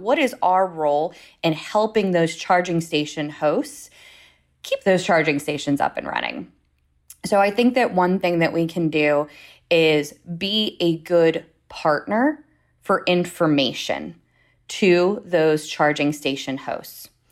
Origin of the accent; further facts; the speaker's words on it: Pittsburgh, Pennsylvania, United States; moved away as an adult; also born or lived in Washington, D.C.; now in Pittsburgh, United States; I'm originally from the Pittsburgh area